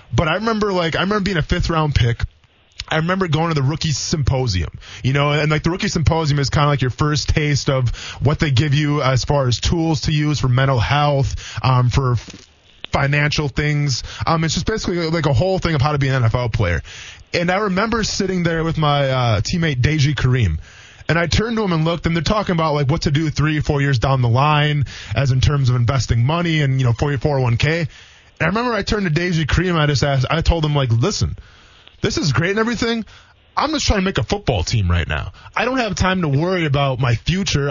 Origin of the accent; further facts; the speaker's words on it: the Midwest, Wisconsin, United States; now in Florida, United States; I'm from the Midwest